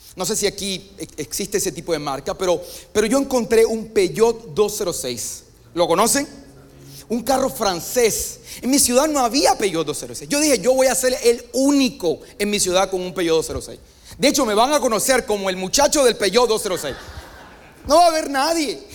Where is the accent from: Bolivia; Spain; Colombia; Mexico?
Colombia; vengo de Colombia